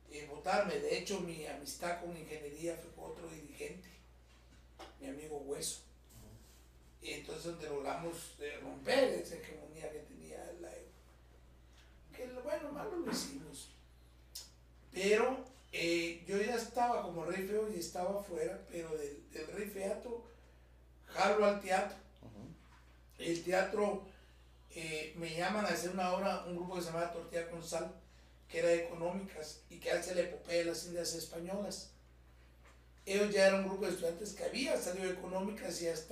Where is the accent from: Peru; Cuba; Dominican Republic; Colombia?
Cuba; yo vengo de Cuba y vengo de una obra que se llama Guatemala